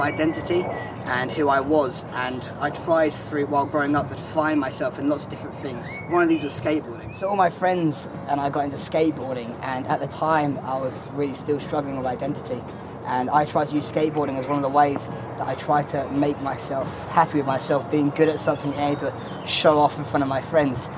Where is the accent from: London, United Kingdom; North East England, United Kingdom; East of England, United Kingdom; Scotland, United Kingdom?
East of England, United Kingdom; Braintree; I'm 19 and from Braintree, which is in Essex.